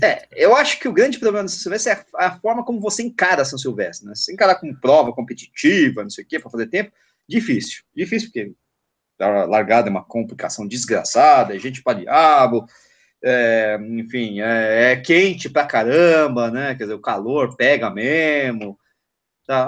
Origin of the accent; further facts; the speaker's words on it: São Paulo, Brazil; eu que sou paulistano, que moro em São Paulo